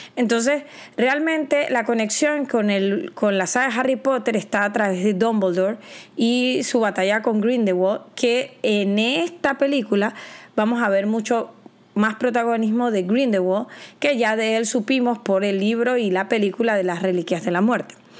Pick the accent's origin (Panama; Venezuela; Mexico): Panama; yo soy de Panamá